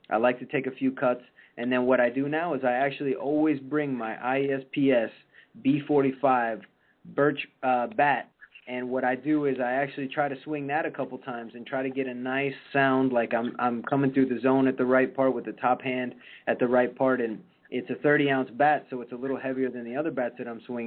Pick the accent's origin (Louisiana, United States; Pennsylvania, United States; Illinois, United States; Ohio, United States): Illinois, United States; Chicago; I grew up in Chicago and watching the day games over at Wrigley